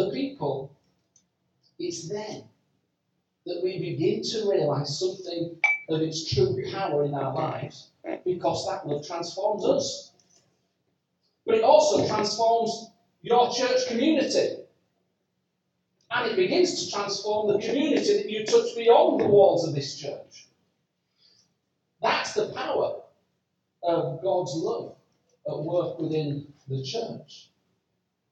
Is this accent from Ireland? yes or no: no; Yorkshire and the Humber, United Kingdom; I'm from Yorkshire